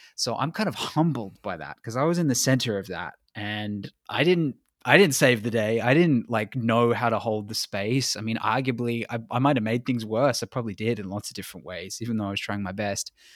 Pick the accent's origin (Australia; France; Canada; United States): Australia; I'm white and I'm from Australia